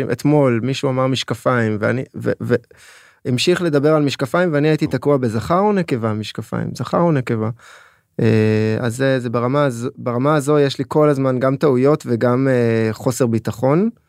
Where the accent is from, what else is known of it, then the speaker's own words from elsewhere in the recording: Israel; also born or lived in France; אז אני עולה חדש, נולדתי בצרפת ועליתי כעבור שבועיים לארץ.